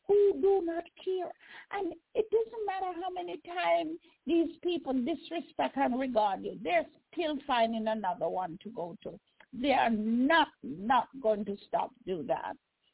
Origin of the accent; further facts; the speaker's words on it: Jamaica; I remember growing up in Jamaica, barefoot little pygmy, I run up and down, don't even have a pair of shoes or clothes, a change of clothes.